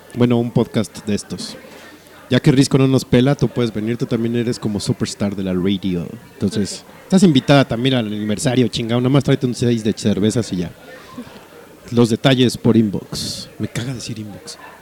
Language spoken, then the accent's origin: Spanish; northern Mexico, Mexico; accent: norteño; se me salga mi acento norteño